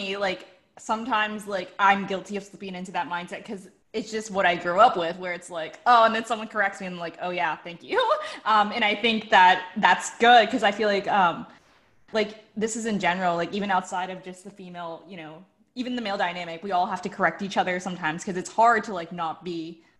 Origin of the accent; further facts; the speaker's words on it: Pittsburgh, Pennsylvania, United States; I mean, for me, like, I came from Pittsburgh, so I came from the Northeast.